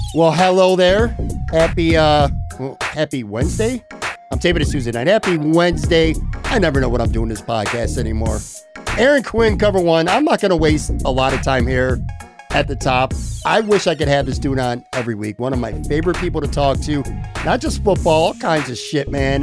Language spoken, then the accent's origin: English; Buffalo, New York, United States; moved away as an adult; also born or lived in Florida; I'm from Buffalo, born and raised in Buffalo, lived five years, obviously, in Florida, just came back a handful of months ago